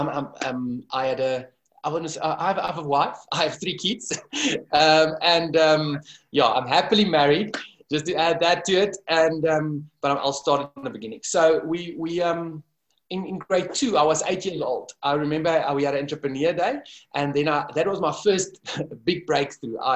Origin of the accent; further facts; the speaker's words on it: Kempton Park, Gauteng, South Africa; also born or lived in Dubai; I was born and raised in Kempton Park, a small town here at the airport.